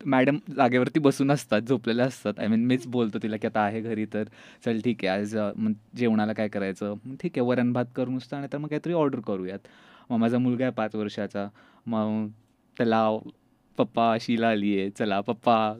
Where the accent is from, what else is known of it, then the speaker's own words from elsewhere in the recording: Satara, Maharashtra, India; now in Pune, India; मी जरी आत्ता पुण्यात असलो तरी मी जसं तू बोलली मी बेसिकली साताऱ्याचं आहे आणि सातारला एका छोट्याशा गावातून